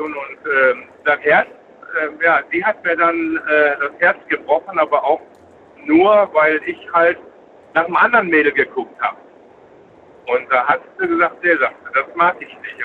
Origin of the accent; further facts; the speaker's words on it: Essen, North Rhine-Westphalia, Germany; Ich war ja aus Essen